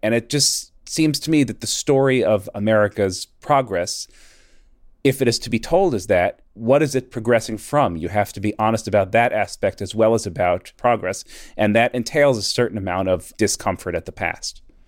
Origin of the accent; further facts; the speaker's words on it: Northeast, United States; Growing up in the Northeast, you know, we learned what the Civil War was fought over.